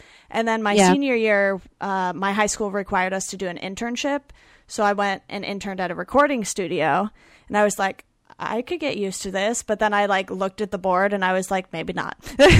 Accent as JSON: {"language": "English", "area": "Orange County", "region": "California", "country": "United States", "tie": "born or raised there", "also_born_or_lived": "Philadelphia", "said": "Yeah, I grew up in Orange County and went to school on the East Coast in Philadelphia."}